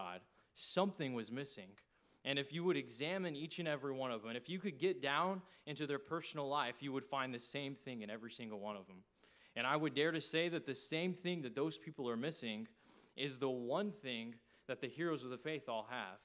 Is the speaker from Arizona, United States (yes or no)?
no; outside Paris, Texas, United States; moved away as an adult; now in Jacksonville, United States; I grew up in a small town in Texas. I tell everybody I'm from Paris, Texas, but that's not actually true. Where I grew up is outside of Paris, Texas